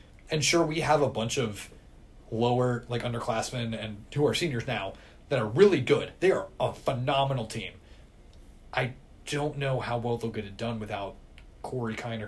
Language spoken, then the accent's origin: English; Finneytown, Ohio, United States; I'm from Finneytown. I'll go ahead and rep Finneytown.